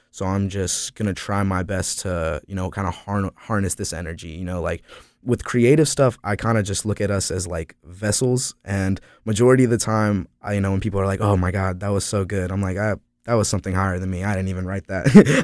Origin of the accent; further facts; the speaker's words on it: Florida, United States; also born or lived in Asheville, North Carolina; now in Greensboro, United States; I consider myself a North Carolina artist, even though I'm from Florida